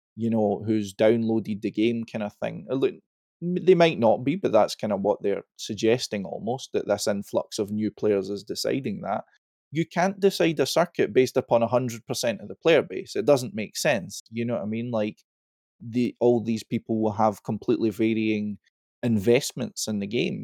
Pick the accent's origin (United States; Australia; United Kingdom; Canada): United Kingdom; Scotland; I'm Scottish.